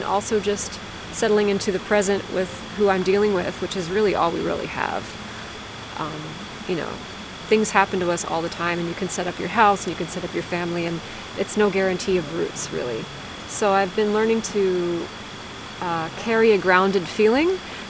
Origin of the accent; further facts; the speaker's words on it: Lancaster County, southeast Pennsylvania, United States; moved away as an adult; also born or lived in New York City; the region of Pennsylvania where I grew up